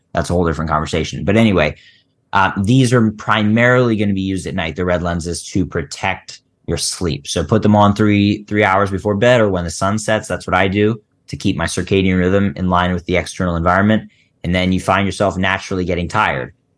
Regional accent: Philadelphia, Pennsylvania, United States; I grew up in Philly

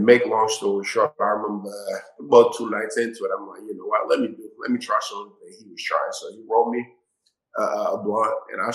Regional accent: Somerville, Massachusetts, United States; I grew up in Massachusetts in Somerville, Mass

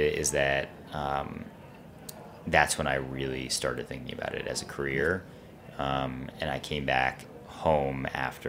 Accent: New York City, New York, United States; I grew up in New York City on the Upper West Side

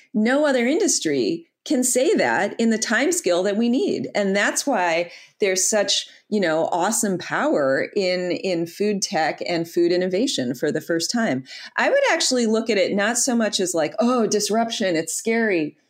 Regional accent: Detroit, Michigan, United States; I'm from Detroit, born and raised there

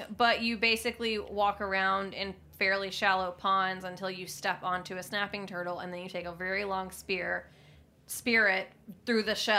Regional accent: Alabama, United States; moved away; I went to Auburn. I'm from Alabama where we don't have professional sports.

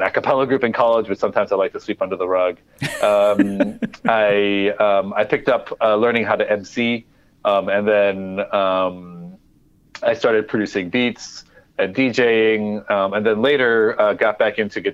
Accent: Midwest, United States; also born or lived in Cameroon; now in New York City, United States; When I was growing up in the Midwest

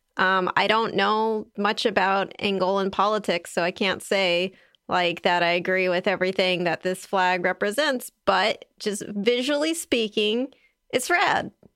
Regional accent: California, United States; I'm a Californian

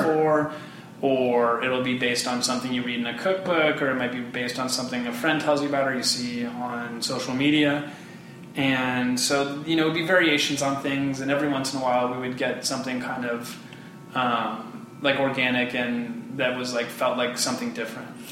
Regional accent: Bay Area, California, United States; also born or lived in Hawaii; born in Hawaii, but I grew up in California

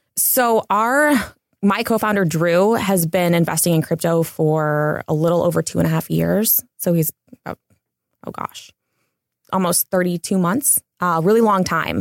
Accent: Cleveland, Ohio, United States; also born or lived in Los Angeles; now in Big Bear, United States; I'm originally from Cleveland

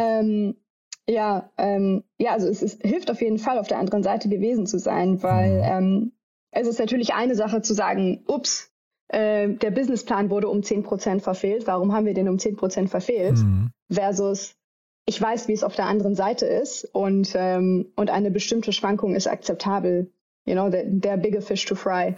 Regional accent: Düsseldorf, North Rhine-Westphalia, Germany; moved away as an adult; also born or lived in New Delhi / London; ich komme äh, ursprünglich aus Düsseldorf

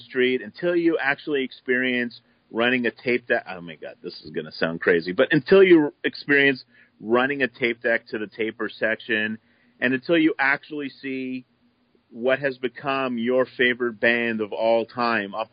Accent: just outside of Toronto, Ontario, Canada; I'm a suburban kid. I grew up just outside of Toronto

